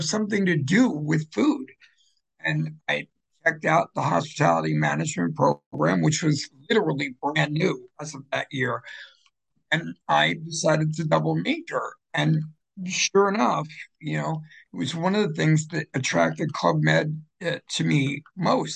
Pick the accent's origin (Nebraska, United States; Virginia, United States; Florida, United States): Florida, United States; Fort Lauderdale; also born or lived in Philadelphia; now in New Jersey, United States; Originally from Philadelphia and grew up predominantly in Fort Lauderdale.